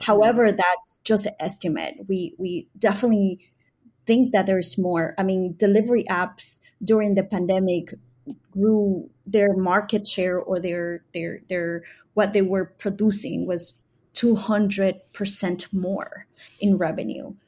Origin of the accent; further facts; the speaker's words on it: New York City, New York, United States; I migrated here in nineteen ninety-five, uh, with my family, um, to New York City, mostly to the Bronx. Uh, and since then, I grew up in the Bronx since the age of ten.